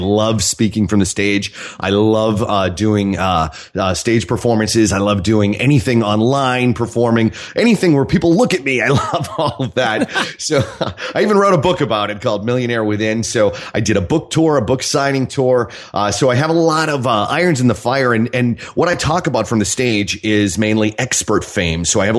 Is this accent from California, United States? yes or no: no; Boston, Massachusetts, United States; moved away as an adult; I live in Mississippi, on the beach in Mississippi, although I'm from Boston. So I live down south because it makes me feel smart.